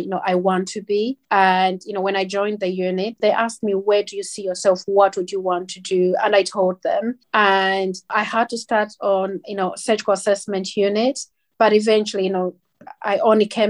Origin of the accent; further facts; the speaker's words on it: Zambia; now in United Kingdom; I'm black. I'm from Zambia.